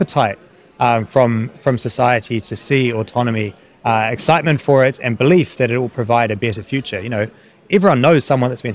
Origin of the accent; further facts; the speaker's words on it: New Zealand; now in London, United Kingdom; I'm growing up in New Zealand